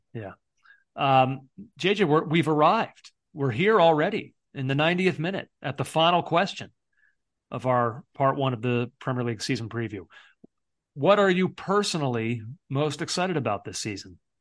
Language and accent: English; United States; as an American fan